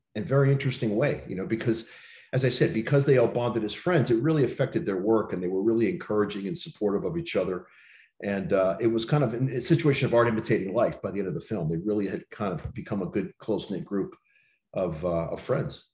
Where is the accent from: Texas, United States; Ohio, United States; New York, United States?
New York, United States; New York City; I, I grew up in New York City